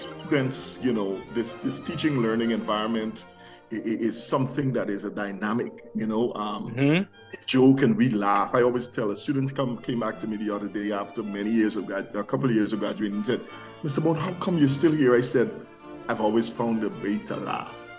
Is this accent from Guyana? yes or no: yes; Guyana; moved away; I came from Guyana.